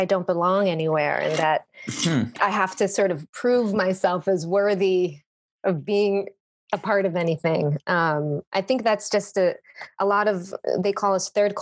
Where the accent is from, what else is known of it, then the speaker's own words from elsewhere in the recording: Jerusalem, Jerusalem District, Israel; moved away; I was born and raised in Jerusalem, in Israel.